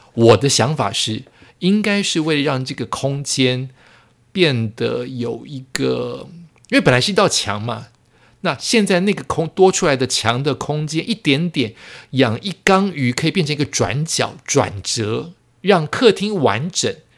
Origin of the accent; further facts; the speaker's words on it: Yonghe, New Taipei, Taiwan; also born or lived in Zhonghe, New Taipei; 我从永和搬到中和，永和是我高中以前的家